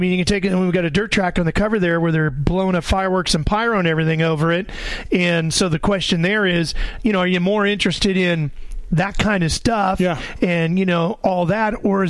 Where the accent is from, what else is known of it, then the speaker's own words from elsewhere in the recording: Sacramento, California, United States; I grew up in Sacramento.